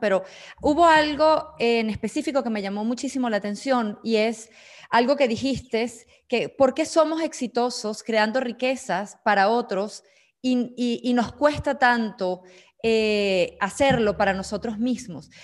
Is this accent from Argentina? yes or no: no; Venezuela; now in Switzerland; soy venezolana, llevo ya 18 años radicada en Suiza